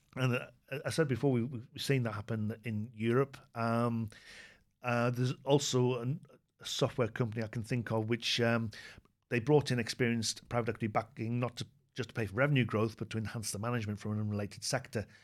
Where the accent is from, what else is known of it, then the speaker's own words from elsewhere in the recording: United Kingdom; speaking as a Brit